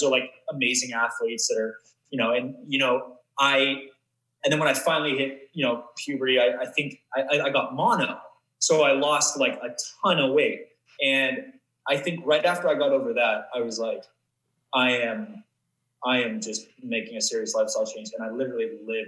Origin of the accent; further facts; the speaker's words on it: Vancouver, British Columbia, Canada; moved away; also born or lived in Atlanta; I grew up in Vancouver or just outside